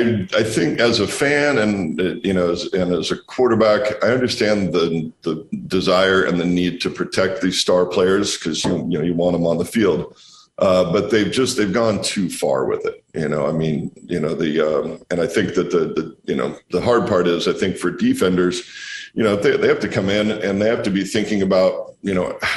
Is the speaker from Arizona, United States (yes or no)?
no; Walla Walla, Washington, United States; we're out here making wine in my hometown in Walla Walla.